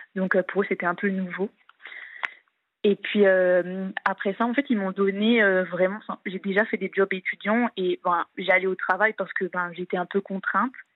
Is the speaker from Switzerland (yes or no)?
no; eastern France, France; je suis de l'Est de la France.